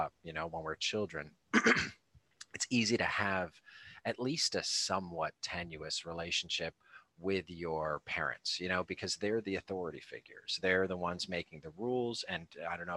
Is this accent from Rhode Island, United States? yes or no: yes; Rhode Island, United States; also born or lived in Cape Cod, Massachusetts; So I grew up in Rhode Island